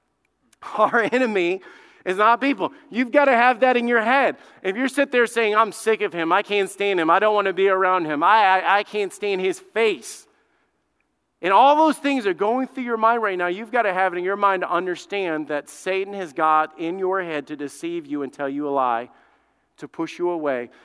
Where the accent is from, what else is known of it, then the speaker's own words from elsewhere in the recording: Alabama, United States; I grew up in Alabama. I grew up in the South